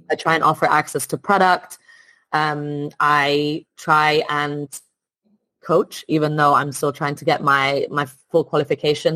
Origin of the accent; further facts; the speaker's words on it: Italy; moved away as an adult; also born or lived in France / Spain / Midlands, United Kingdom; now in United Kingdom; I'm originally from Italy. Um, mm-hmm. Grew up there